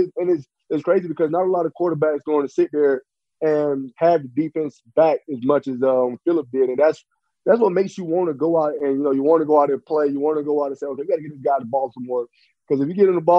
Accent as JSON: {"language": "English", "region": "South Carolina", "country": "United States", "tie": "born or raised there", "said": "I grew up in South Carolina"}